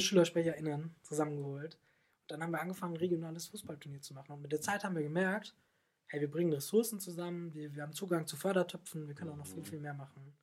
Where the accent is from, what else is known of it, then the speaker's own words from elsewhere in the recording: Germany; now in Swabia, Germany; ich bin ein äh, Rheinländer, der sich ins Schwabenland verlaufen hat